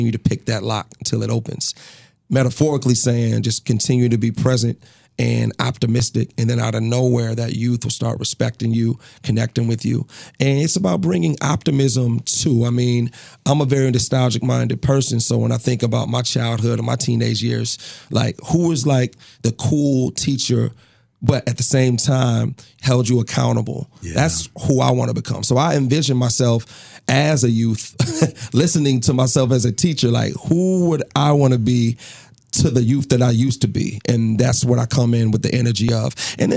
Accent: Lansing, Michigan, United States; moved away as an adult; now in St. Paul, United States; I'm from Lansing, Michigan

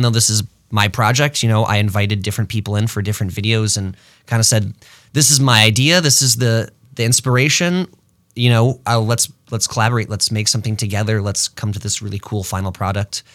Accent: Rochester, New York, United States; also born or lived in Los Angeles; now in Twin Cities, United States; I'm from Rochester, New York. I moved here in two thousand ten

